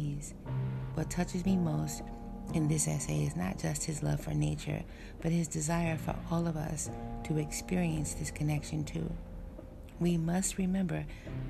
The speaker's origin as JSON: {"language": "English", "town": "Frederiksted", "region": "St. Croix", "country": "U.S. Virgin Islands", "tie": "born or raised there", "said": "In Frederiksted, St. Croix, the town where I'm from"}